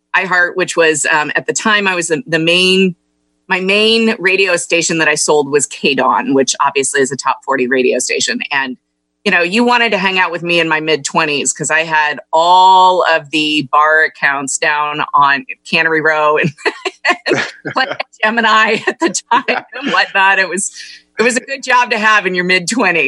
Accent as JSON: {"language": "English", "town": "Carmel", "region": "California", "country": "United States", "tie": "born or raised there", "also_born_or_lived": "Los Angeles", "said": "I grew up in Monterey County. Um, went to Carmel High School"}